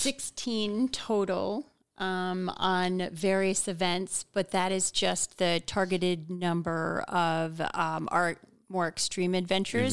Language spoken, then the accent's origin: English; Hawaii, United States; I was born in Hawaii